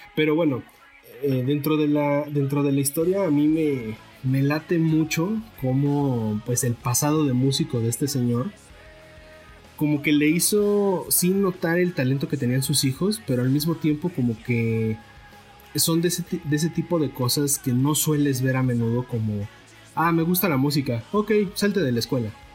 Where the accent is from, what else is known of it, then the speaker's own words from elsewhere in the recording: Mexico; yo también soy mexicano